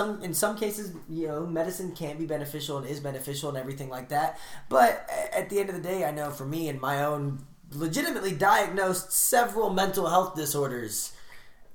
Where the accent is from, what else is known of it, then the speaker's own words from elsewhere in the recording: San Fernando Valley, California, United States; I grew up in the San Fernando Valley.